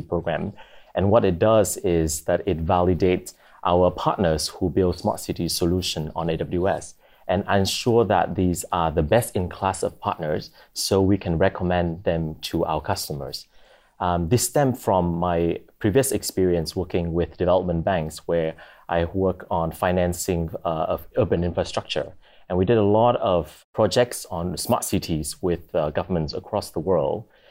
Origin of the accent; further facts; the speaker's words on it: Vietnam; moved away as an adult; now in Singapore; I'm from Vietnam, but I've been able, uh, I've been living in Singapore for the past three and a half years.